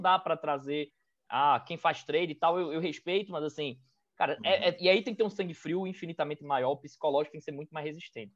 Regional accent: Recife, Pernambuco, Brazil; also born or lived in São Paulo; Eu sou aqui de Recife. É, na verdade, eu sou de São Paulo, mas eu vim para cá muito cedo, então eu já digo que sou de Recife mesmo

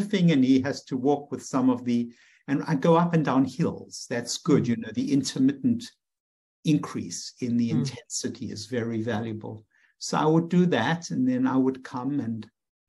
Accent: South Africa; moved away as an adult; now in United States; as I was growing up in South Africa

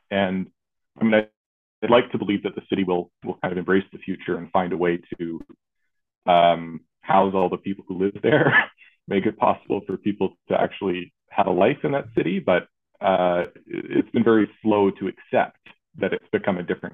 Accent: Toronto, Ontario, Canada; moved away as an adult; when I was born in the 80s, I was born in Toronto

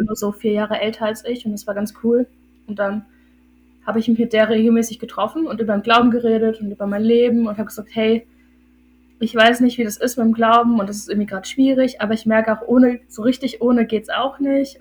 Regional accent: Hildesheim, Lower Saxony, Germany; ich bin 21 und ich komme aus Hildesheim. Das ist in Niedersachsen

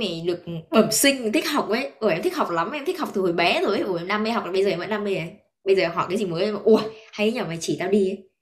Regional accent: Vietnam; moved away; em vẫn là người Việt

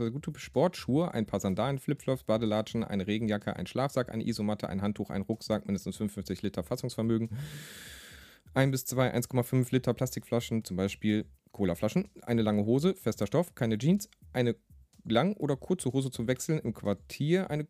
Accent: Rhineland, Germany; born there; now in Essen, Germany; da draußen nennen sie mich … gebürtiger Rheinländer, neues Großstadt Essen

